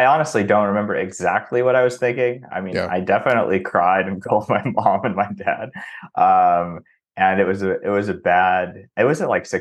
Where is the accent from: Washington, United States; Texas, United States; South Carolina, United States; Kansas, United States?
Washington, United States; outside of Seattle; also born or lived in New York; now in Los Angeles, United States; I grew up outside of Seattle and kind of hopped around to LA, New York, and then moved back